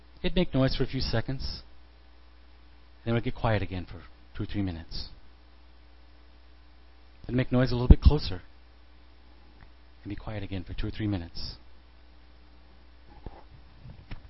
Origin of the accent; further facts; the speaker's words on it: Midwest, United States; Growing up in the Midwest